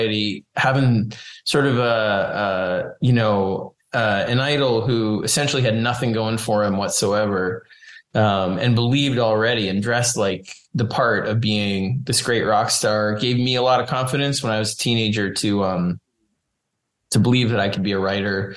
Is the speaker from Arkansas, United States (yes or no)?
no; New York City, New York, United States; I grew up in New York City